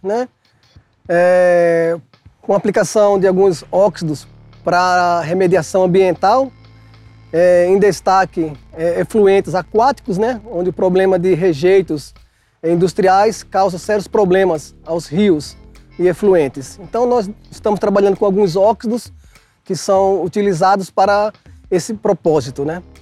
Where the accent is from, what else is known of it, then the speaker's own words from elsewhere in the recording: João Pessoa, Paraíba, Brazil; now in Bauru, Brazil; sou de João Pessoa, da Paraíba, e sou professor da Unesp de Bauru